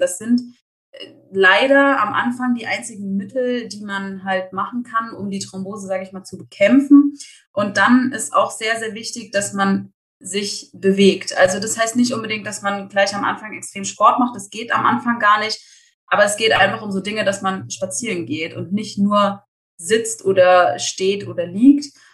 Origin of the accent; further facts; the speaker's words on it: Eschwege, Hesse, Germany; now in Erfurt, Germany; Ich komme ursprünglich aus Eschwege, äh, lebe aber inzwischen in Erfurt